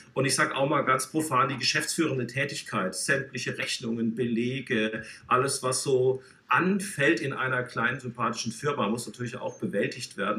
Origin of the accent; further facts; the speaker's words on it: Baden-Württemberg, Germany; accent: Swabian; now in Hamburg, Germany; ich bin ja äh, Schwabe, das kann, lässt sich nicht vertuschen, äh, stamme aus dem südlichen ähm, Baden, ähm, aber eigentlich auch Baden-Württemberg